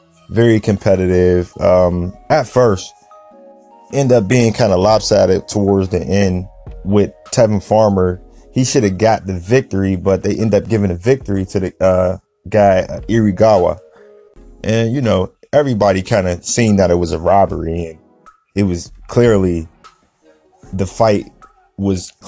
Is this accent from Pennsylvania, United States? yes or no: yes; Pittsburgh, Pennsylvania, United States; I'm from Pittsburgh